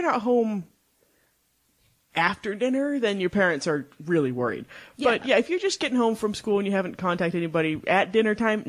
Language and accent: English; Utah, United States; we're nice girls from Utah.